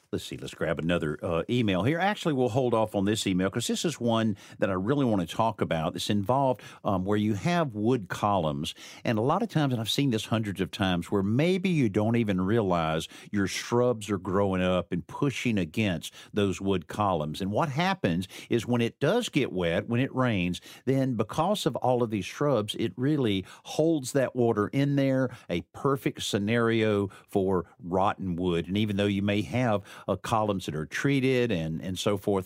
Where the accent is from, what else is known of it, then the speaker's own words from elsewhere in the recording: the South, United States; I'm a, you know, a southerner